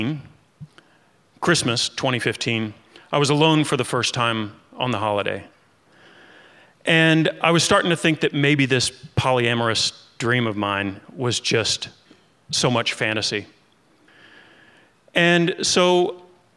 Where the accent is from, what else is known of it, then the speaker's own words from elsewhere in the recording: Kentucky, United States; I grew up in Kentucky